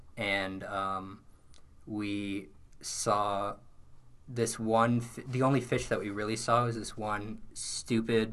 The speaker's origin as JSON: {"language": "English", "town": "Los Angeles", "region": "California", "country": "United States", "moved": "as an adult", "lives_now": "Syracuse, United States", "said": "I'm from Los Angeles, California"}